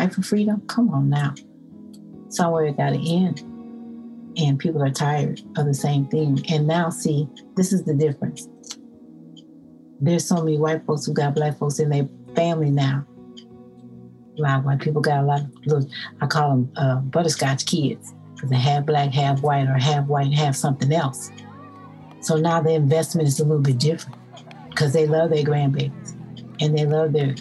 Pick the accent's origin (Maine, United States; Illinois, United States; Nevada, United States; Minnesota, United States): Minnesota, United States; Minneapolis; I'm from Minneapolis, Minnesota